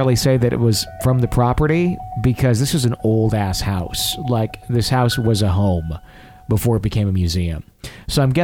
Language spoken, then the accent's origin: English; Fond du Lac, Wisconsin, United States; Fond du Lac, which is where I grew up